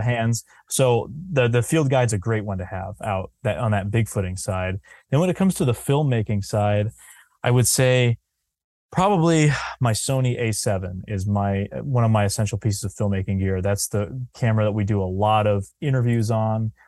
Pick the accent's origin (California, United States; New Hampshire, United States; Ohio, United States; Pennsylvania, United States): New Hampshire, United States; I'm pretty focused in New Hampshire 'cause I'm from here